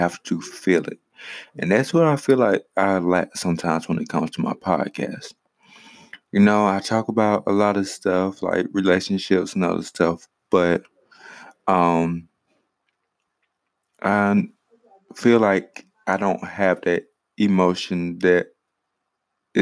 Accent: Greenwood, South Carolina, United States; also born or lived in Richmond, Virginia / Saluda, South Carolina; now in Ninety Six, United States; I was born in Greenwood, South Carolina. Now, granted, I have lived in Richmond, Virginia. I have lived in Saluda, South Carolina. And now I stay in a small town named 96, South Carolina.

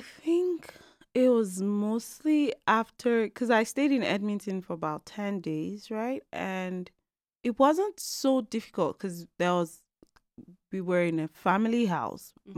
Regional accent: Lagos, Nigeria; moved away as an adult; now in Calgary, Canada; I am originally from Nigeria. I'm an Igbo girl, mm-hmm. born and raised in Lagos

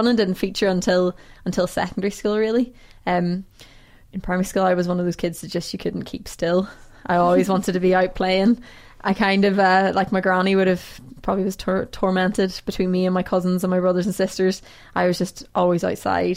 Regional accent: Portaferry, Northern Ireland, United Kingdom; I grew up in Portaferry, a small town in County Down

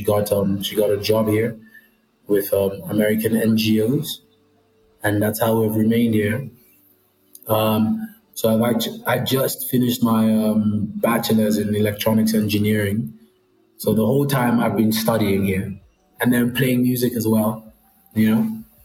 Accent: Nigeria; If you wanted me to sing a Nigerian song, I can. I'm Nigerian, you know?

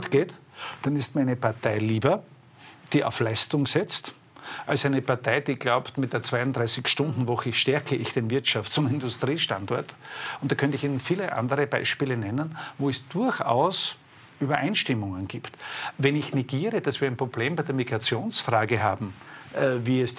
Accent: Styria, Austria; bin ein Steirer, wir nennen diese Messer Feitel

